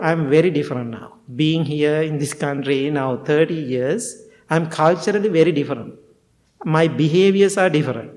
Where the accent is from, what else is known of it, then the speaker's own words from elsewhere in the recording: Sri Lanka; first language Sinhala; English is a second language; moved away as an adult; Sinhala, my language